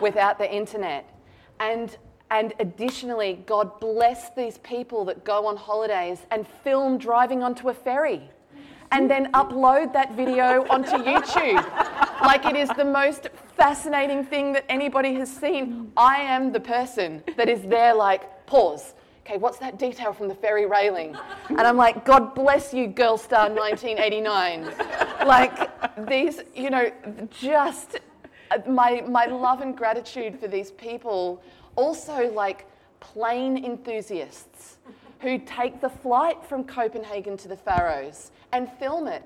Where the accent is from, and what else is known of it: Australia